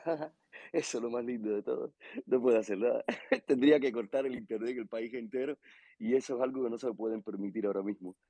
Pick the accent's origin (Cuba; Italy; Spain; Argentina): Cuba; soy de Cuba